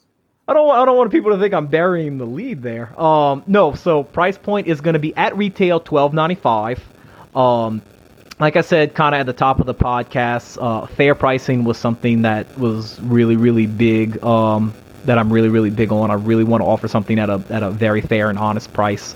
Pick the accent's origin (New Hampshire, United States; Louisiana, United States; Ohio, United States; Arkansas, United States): Louisiana, United States; St. James Parish; I was born in St. James Parish, which is just two parishes over